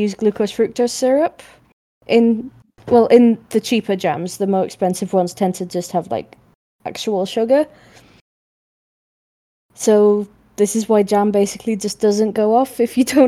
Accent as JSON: {"language": "English", "town": "Manchester", "region": "North West England", "country": "United Kingdom", "accent": "northern", "said": "as a Mancunian"}